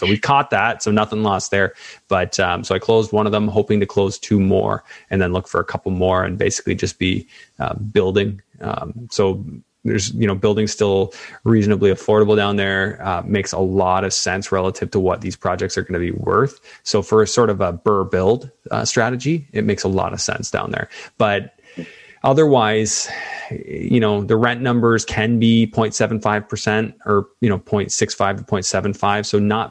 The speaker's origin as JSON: {"language": "English", "country": "Canada", "said": "You've got to pick a strategy if you're going to do Florida, and it's got to make sense being a Canadian."}